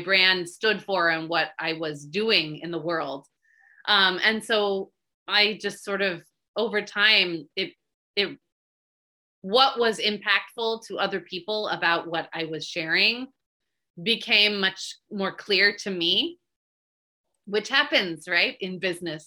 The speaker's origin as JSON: {"language": "English", "area": "Bay Area", "region": "California", "country": "United States", "said": "I'm from the Bay Area"}